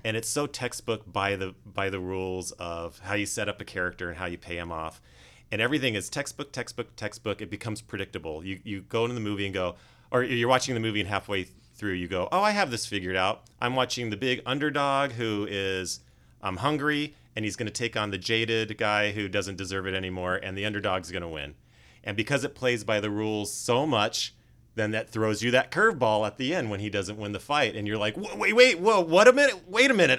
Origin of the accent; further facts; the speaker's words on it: Los Angeles, California, United States; I was born and raised in North Hollywood